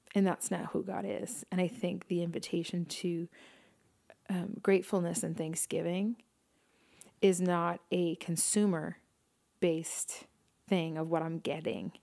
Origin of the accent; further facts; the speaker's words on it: New York City, New York, United States; growing up in New York City